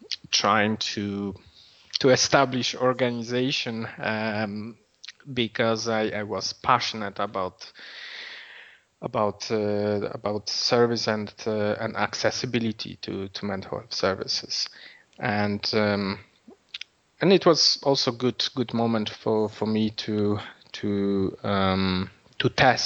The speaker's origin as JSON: {"language": "English", "country": "Poland", "second_language": "English", "lives_now": "Dublin, Ireland", "said": "as you can hear from my accent, I'm not from Dublin originally."}